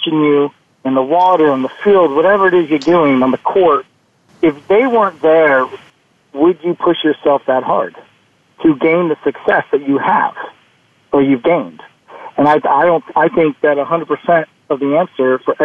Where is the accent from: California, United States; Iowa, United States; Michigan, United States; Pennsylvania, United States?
California, United States; Northern; I grew up in Northern California.